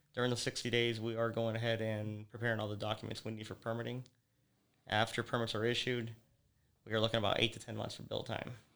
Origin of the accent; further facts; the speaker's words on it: Naples, Florida, United States; I was born here in Naples